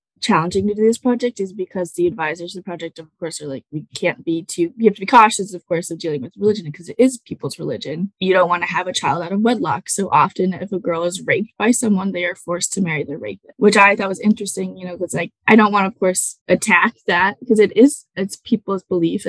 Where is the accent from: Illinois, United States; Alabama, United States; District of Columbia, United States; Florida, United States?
Illinois, United States; Batavia; I'm from Batavia, Illinois.